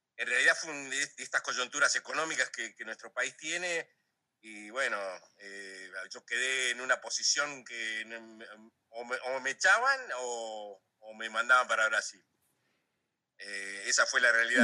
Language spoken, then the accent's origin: Spanish; Comodoro Rivadavia, Chubut, Argentina; moved away as an adult; also born or lived in Rio de Janeiro, Brazil / Ciudad Ojeda, Venezuela / Bogotá, Colombia; viniendo de, kilómetro 8, como digo yo, al mundo, este, eh, de ahí de Comodoro